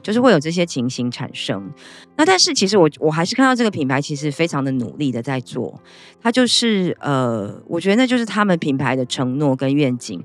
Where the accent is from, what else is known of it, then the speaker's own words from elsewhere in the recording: Taiwan; 以我们台湾人来讲